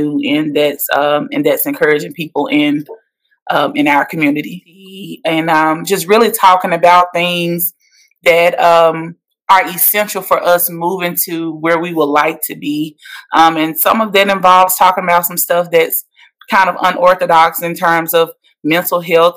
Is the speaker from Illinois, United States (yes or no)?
no; Metcalfe, Mississippi, United States; now in Nashville, United States; I'm from Metcalf, Mississippi. I now reside in Nashville, Tennessee.